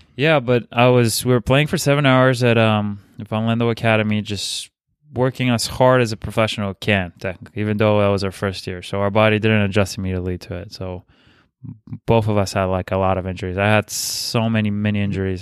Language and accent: English; Bulgaria; English is a second language; moved away; I'm from Bulgaria